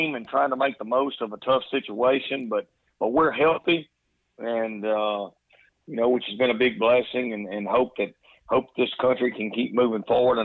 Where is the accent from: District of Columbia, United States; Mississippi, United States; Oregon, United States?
Mississippi, United States; moved away as an adult; now in New Orleans, United States; I grew up in Mississippi, the son of a coach